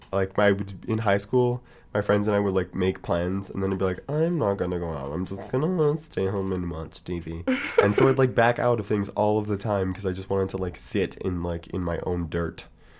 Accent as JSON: {"language": "English", "town": "Montreal", "region": "Quebec", "country": "Canada", "lives_now": "Vancouver, Canada", "said": "Because I'm not from Vancouver, Montreal's a little, like, European in that way"}